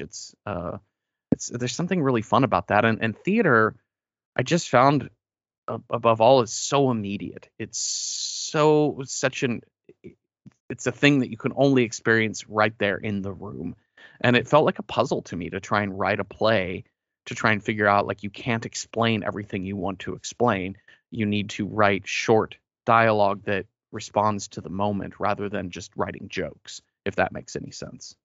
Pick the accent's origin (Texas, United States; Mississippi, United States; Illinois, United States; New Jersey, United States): Texas, United States; Mesquite; moved away; I grew up near Dallas in a suburb, uh, named Mesquite